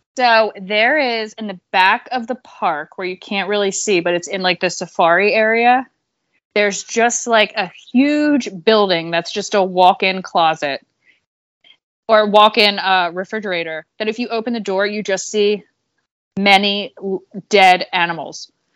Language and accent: English; Pottstown, Pennsylvania, United States; also born or lived in Philadelphia; I'm from Pottstown, which is right outside, but, you know, I can fit, consider myself a Philadelphian